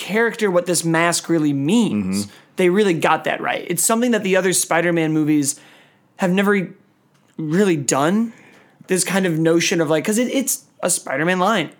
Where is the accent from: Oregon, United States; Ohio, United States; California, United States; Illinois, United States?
Illinois, United States; Chicago; I grew up in Chicago